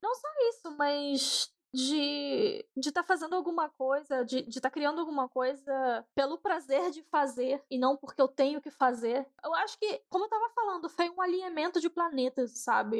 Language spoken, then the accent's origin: Portuguese; Rio de Janeiro, Brazil; moved away as an adult; Eu saí do Rio e em 2012 para 13